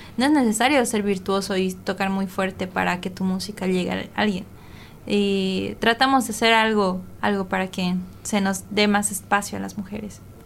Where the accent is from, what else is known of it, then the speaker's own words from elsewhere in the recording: Bolivia; yo como boliviana